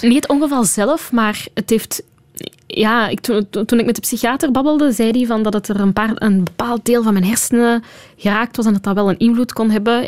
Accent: Flanders, Belgium; moved away as an adult; now in Brussels, Belgium; als Vlaming

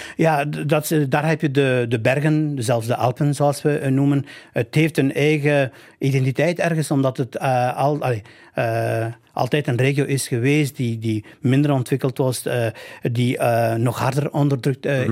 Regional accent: northern Albania, Albania; now in Belgium; ik, omdat ik van het noorden ben. We hebben ook hetzelfde dialect, min of meer

